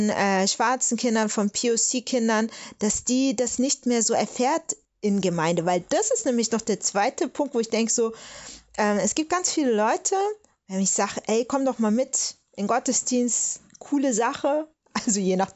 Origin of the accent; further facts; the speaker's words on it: Stuttgart, Baden-Württemberg, Germany; die hätten mich gefragt, wo kommst du denn her? Und dann sage ich aus Stuttgart und dann äh, insistieren die und wollen dann was ganz anderes wissen. Und wenn ich dann sagen würde, Nigeria, dann kann ich dir sagen, was losgeht.